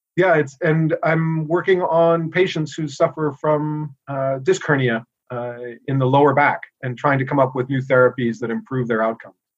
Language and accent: English; New York City, New York, United States; moved away as an adult; now in Boston, United States; I grew up here in the United States. I was born in New York City